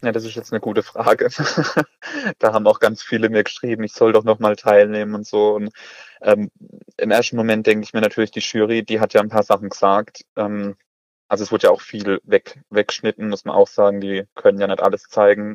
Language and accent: German; Oberkrombach, near Karlsruhe, Baden-Württemberg, Germany; Ich komme aus Oberkrombach, das liegt bei Karlsruhe